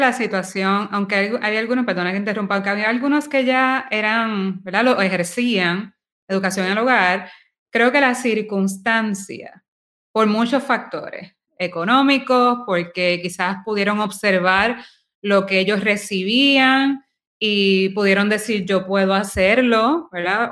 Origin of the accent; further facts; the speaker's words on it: Guaynabo, Puerto Rico; now in San Juan, Puerto Rico; yo me crié en Guaynabo